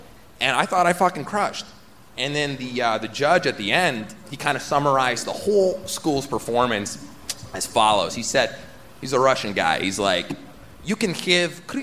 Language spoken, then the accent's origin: English; Toronto, Ontario, Canada; We're from Toronto